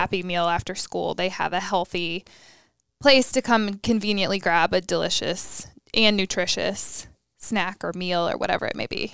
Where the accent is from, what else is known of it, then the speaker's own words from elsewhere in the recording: Raleigh, North Carolina, United States; now in Charlotte, United States; I'm from Raleigh.